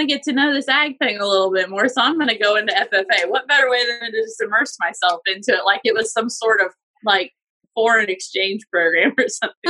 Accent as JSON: {"language": "English", "town": "Akron", "region": "Ohio", "country": "United States", "tie": "born or raised there", "also_born_or_lived": "Georgetown, Ohio", "moved": "as an adult", "lives_now": "Kentucky, United States", "said": "I grew up in Akron, Ohio."}